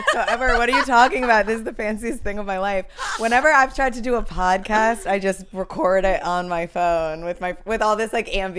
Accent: Connecticut, United States; moved away as an adult; also born or lived in New York City / San Diego; now in Los Angeles, United States; I'm from Connecticut. I went to school in New York City. I went to Fordham. Lived downtown.

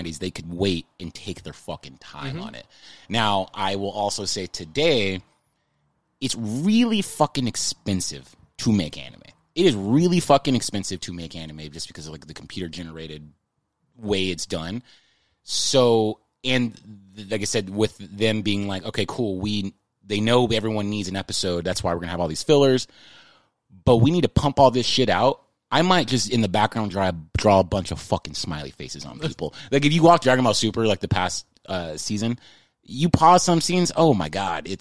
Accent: San Antonio, Texas, United States; moved away as an adult; now in Los Angeles, United States; I grew up in Texas

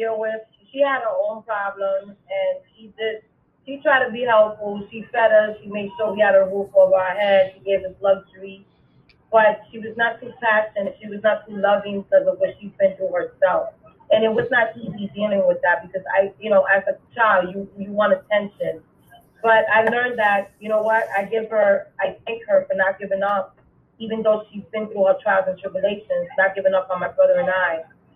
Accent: New York City, New York, United States; I was born and raised in the Boogie Down Bronx

